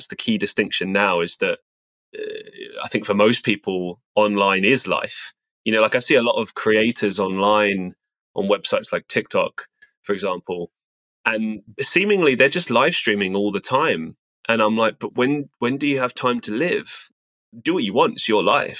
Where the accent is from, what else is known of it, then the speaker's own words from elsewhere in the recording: London, United Kingdom; also born or lived in Estonia; now in Manchester, United Kingdom; Growing up in England, growing up in London, I suppose I had a pretty, you know, working class background.